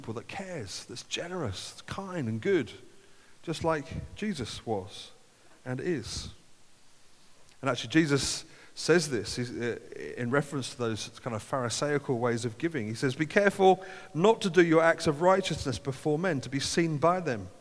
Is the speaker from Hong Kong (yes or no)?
no; United Kingdom; as British people